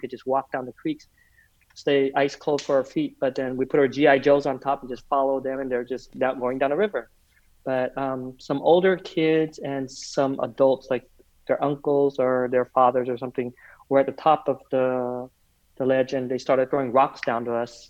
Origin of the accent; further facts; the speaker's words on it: Provo, Utah, United States; also born or lived in Vietnam; I was born in Vietnam right before the fall of our country, before the Vietnam War was over, though. We came and settled in the United States, Provo, Utah, of all places